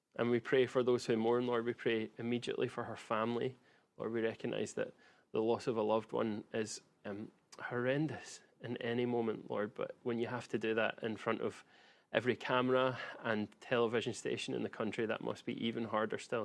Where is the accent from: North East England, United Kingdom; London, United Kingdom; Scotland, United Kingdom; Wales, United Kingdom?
Scotland, United Kingdom; Glasgow; I grew up in Glasgow, and I watched many a beating up happen in my childhood and teenage years